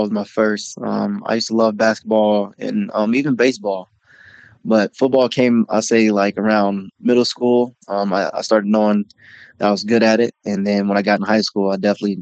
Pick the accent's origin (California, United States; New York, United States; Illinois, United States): California, United States; Bakersfield; moved away; In Bakersfield, California. I'm born and raised.